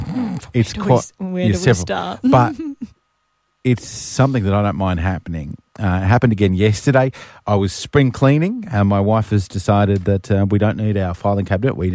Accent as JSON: {"language": "English", "country": "Australia", "said": "my dad's Australian, I'm Australian"}